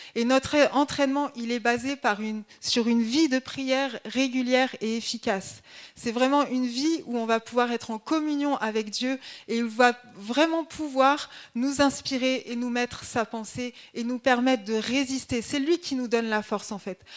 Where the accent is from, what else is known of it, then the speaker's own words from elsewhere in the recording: Grenoble, Auvergne-Rhône-Alpes, France; moved away as an adult; also born or lived in Haute-Marne; now in Dijon, France; je suis originaire de Grenoble. Euh, donc toute ma famille est grenobloise